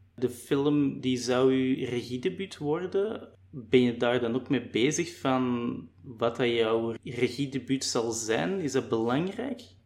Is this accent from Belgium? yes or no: yes; Limburg, Flanders, Belgium; Ik ben zelf eerder afkomstig van Limburg